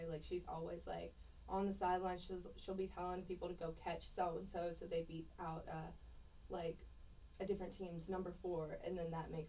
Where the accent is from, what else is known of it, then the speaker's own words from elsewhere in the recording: Pittsburgh, Pennsylvania, United States; moved away; also born or lived in Cypress, Texas; originally I'm from Pittsburgh, Pennsylvania.